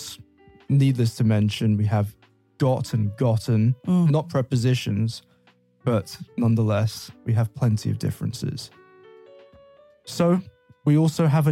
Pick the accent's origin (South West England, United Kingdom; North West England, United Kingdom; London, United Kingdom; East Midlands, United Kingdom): London, United Kingdom; I'm from London